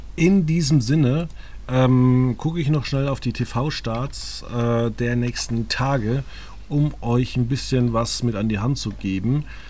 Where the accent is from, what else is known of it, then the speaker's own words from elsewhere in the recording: Germany; wenn ich in Deutschland lebe und aufgewachsen bin